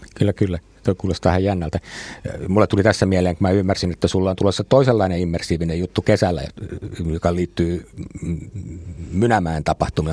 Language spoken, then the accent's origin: Finnish; Helsinki, Uusimaa, Finland; mä itse olen Itä-Helsingistä